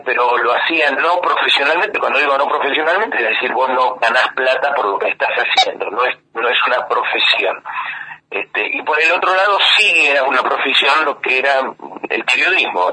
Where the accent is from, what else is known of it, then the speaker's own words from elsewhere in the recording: Argentina; also born or lived in London, United Kingdom; yo no nací en Argentina, yo nací en Londres, yo soy británico, vine, vine de muy chico a, a la Argentina